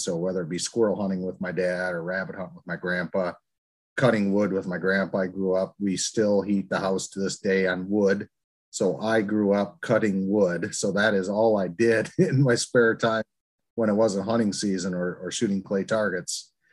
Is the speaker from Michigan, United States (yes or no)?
yes; Pinconning, Michigan, United States; i grew up in a very small rural town in northern Michigan. It's called Pinconning, Michigan